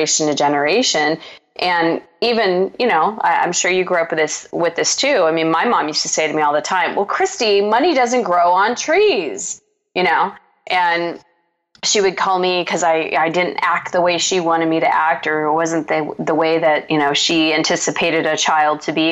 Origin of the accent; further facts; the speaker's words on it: Scottsdale, Arizona, United States; I grew up in Scottsdale, Arizona